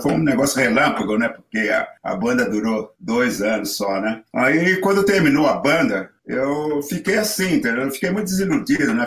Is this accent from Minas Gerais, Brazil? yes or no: no; Rio Claro, São Paulo, Brazil; moved away as an adult; also born or lived in Campinas / Rio de Janeiro; now in United States; eu, sou de Rio Claro, aí de Rio Claro estudei, fiz o um curso todo lá de, de música depois fui para Campinas